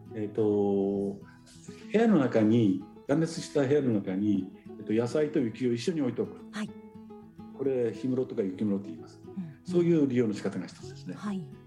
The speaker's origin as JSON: {"language": "Japanese", "town": "Sapporo", "region": "Hokkaido", "country": "Japan", "tie": "born or raised there", "said": "生まれ育ったのが、えーと、札幌の、まあ、中心近いところ"}